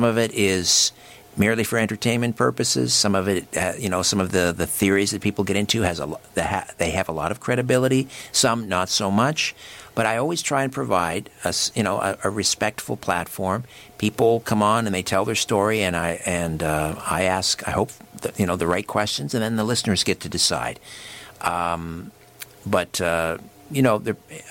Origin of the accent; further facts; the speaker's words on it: Brantford, Ontario, Canada; Brantford because that's my hometown.